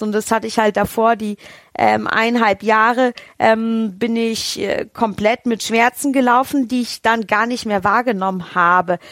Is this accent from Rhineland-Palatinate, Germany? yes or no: no; Rhön, Hesse, Germany; moved away; ich komme ja gebürtig aus der Rhön und in der Rhön herrscht sehr raues Klima